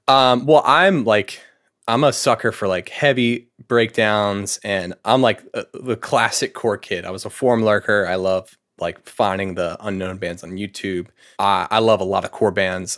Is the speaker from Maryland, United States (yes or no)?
yes; Anne Arundel County, Maryland, United States; also born or lived in Annapolis, Maryland; a county south of here, Anne Arundel County.